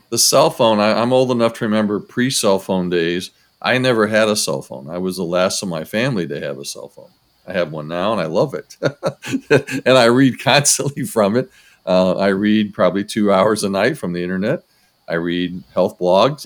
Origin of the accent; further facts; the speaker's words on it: Rossford, Ohio, United States; I grew up in Rossford, Ohio. So Rossford's a suburb of Toledo